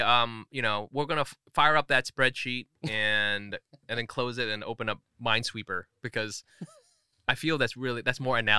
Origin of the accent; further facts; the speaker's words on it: California, United States; So I'm from Orange County, and growing up in Orange County, like Monterey Park was, the Asian place.